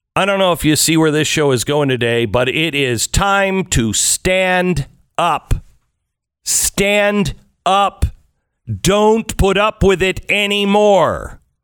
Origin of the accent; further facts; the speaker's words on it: United States; I'm an American